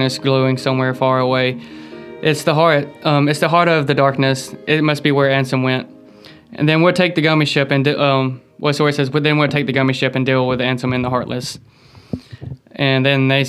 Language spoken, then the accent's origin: English; the South, United States; I'm from the South